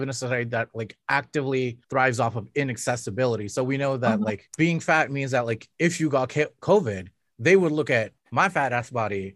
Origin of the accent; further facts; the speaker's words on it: Canada; as a Canadian